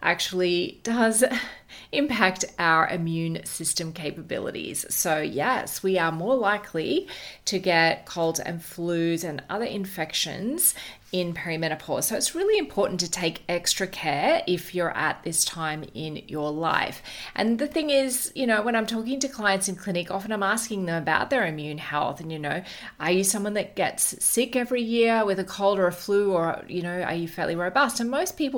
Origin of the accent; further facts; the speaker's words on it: Queensland, Australia; as a Queenslander